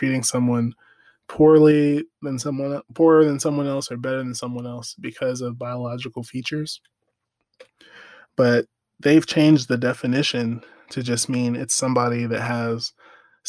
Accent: United States; I'm African American

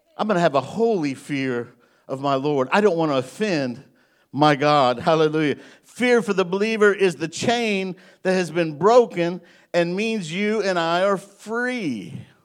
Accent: Illinois, United States; now in Greenbrier, Arkansas, United States; I'm from Illinois. I'm a Yankee

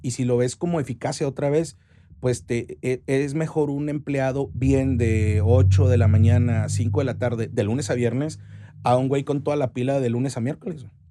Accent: Chihuahua, Mexico; also born or lived in Cuauhtémoc, Chihuahua; soy chihuahuense 100% hasta, el, hasta la raíz

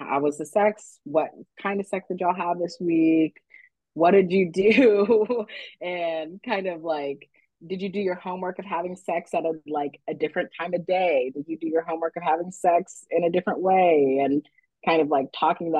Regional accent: Texas, United States; I grew up in Texas

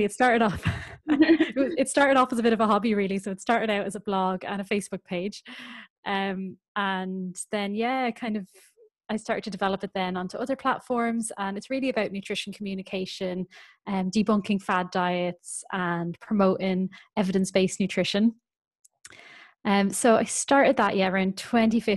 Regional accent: Ireland; moved away as an adult; also born or lived in Northern Ireland; now in North East England, United Kingdom; I'm from Ireland

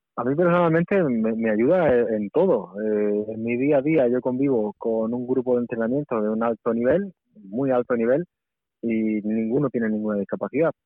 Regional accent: Almería, Andalusia, Spain; moved away; de Almería, pues he mm. tenido la facilidad de, poder irme todo el mes de julio a casa a entrenar allí

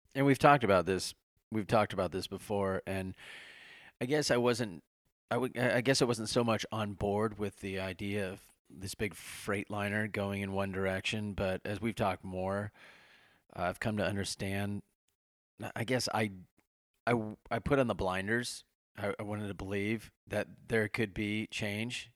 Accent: Nebraska, United States; I grew up in Nebraska

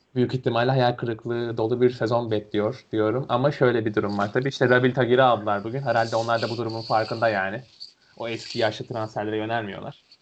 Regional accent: Erzurum, Turkey; Erzurumluyum ben de hani memleket olarak.

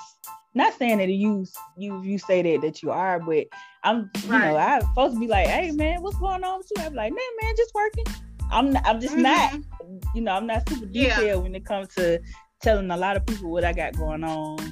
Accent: Montgomery, Alabama, United States; moved away as an adult; now in Birmingham, United States; I'm originally from Montgomery, Alabama

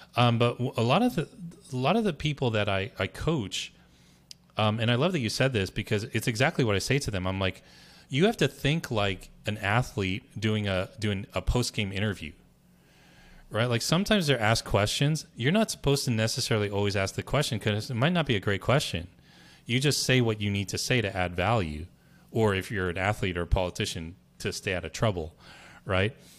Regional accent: Berkeley, California, United States; now in New Jersey, United States; I was born in Berkeley, California, and, you know, I moved to New Jersey

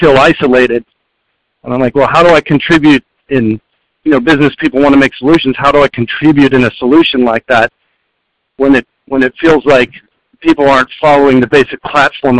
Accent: Las Cruces, New Mexico, United States; now in Austin, United States; I was born and raised in Las Cruces, New Mexico, and have spent my entire life in the Southwest

